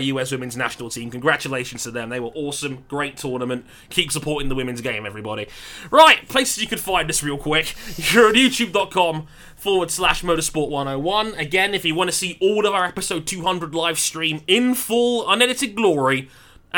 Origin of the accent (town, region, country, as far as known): United Kingdom